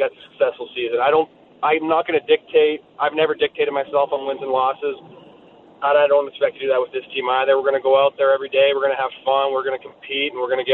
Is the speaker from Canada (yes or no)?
yes; Southern Alberta, Canada; I grew up in Southern Alberta when I was 12, 13 years old